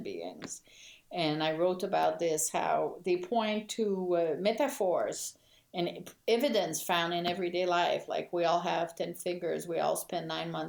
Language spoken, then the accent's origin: English; Quebec, Canada; moved away; I grew up in Quebec in a context where French Canadians were very much discriminated